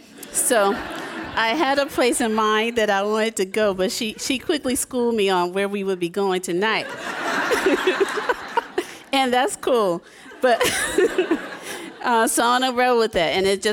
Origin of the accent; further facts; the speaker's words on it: the South, United States; I'm from the South as well